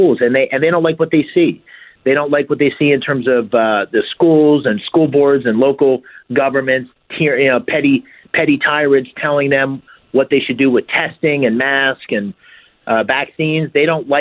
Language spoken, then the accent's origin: English; Bloomsburg, Pennsylvania, United States; I grew up here in Pennsylvania in a small town called Bloomsburg